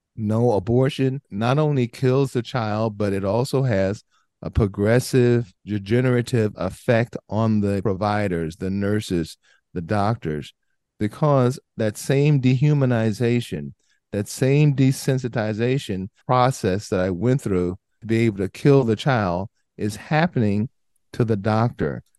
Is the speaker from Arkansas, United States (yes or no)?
no; Southern California, United States; a guy born and raised in Southern California, inner city, lower socioeconomic area